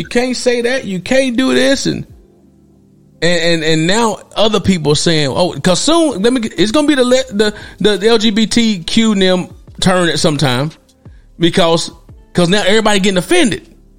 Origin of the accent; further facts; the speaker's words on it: Knoxville, Tennessee, United States; I'm a native of Tennessee. I'm a native of Knoxville, Tennessee. I'm originated from that area.